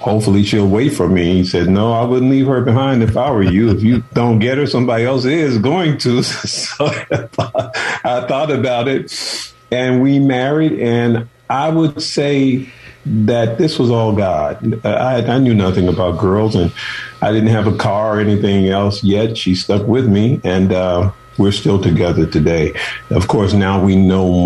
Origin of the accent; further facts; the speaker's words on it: Chicago, Illinois, United States; moved away as an adult; also born or lived in Oakland / San Francisco; I'm from Chicago, and my mother and father had 13 children